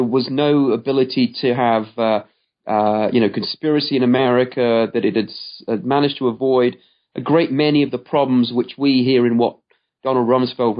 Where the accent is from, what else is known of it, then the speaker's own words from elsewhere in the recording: United Kingdom; growing up in Britain during that time period